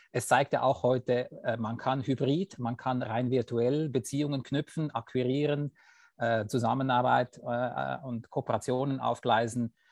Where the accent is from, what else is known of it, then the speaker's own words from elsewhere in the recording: Switzerland; ich bin Schweizer und ich bin seit 20 Jahren Finanzplaner.